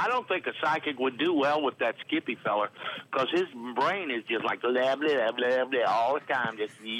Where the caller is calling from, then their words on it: Conroe, Texas, United States; I'm calling from Conroe.